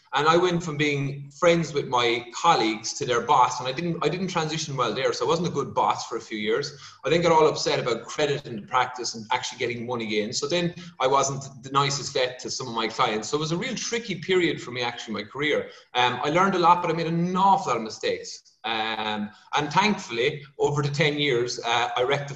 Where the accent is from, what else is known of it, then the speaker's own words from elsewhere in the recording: Kerry, Munster, Ireland; moved away; I'm from Kerry originally